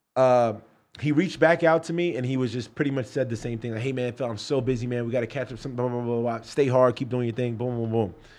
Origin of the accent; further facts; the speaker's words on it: New York City, New York, United States; also born or lived in Brooklyn, New York; now in Florida, United States; I'm from Brooklyn. Grew up in Queens